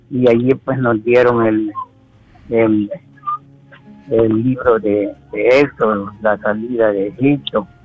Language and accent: Spanish; El Salvador; now in United States; yo soy del Salvador, este, y estoy ahora aquí en los Estados Unidos.